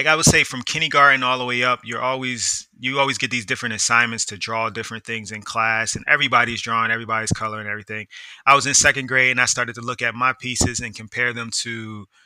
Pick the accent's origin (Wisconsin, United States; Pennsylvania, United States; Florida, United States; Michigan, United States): Pennsylvania, United States; Philadelphia; also born or lived in DMV (Washington, D.C. metropolitan area); now in Washington, D.C. area, United States; I'm originally from Uptown, West Oak Lane, to be exact, area of Philadelphia